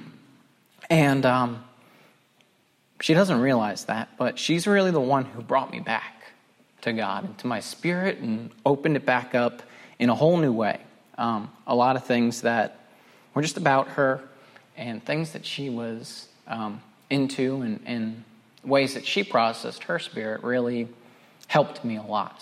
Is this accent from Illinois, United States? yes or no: no; Pennsylvania, United States; moved away as an adult; also born or lived in Scranton, Pennsylvania / Philadelphia area, Pennsylvania; now in North Carolina, United States; I was born just outside of Scranton in northeastern Pennsylvania